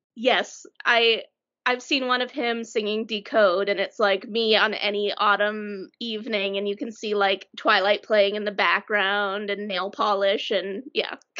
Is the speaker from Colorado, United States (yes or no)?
yes; Colorado Springs, Colorado, United States; moved away; Emily and I grew up in Colorado Springs, and although we both don't live there now